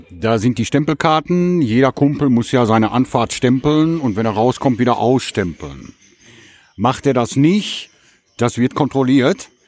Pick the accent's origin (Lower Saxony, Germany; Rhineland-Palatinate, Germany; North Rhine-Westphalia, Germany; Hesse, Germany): North Rhine-Westphalia, Germany; Gelsenkirchen; Glück auf, ja … Ich komme aus Gelsenkirchen-Buhe und habe auf der Zeche Hugo gearbeitet, 22 Jahre. Bin damit 14 Jahre angefangen.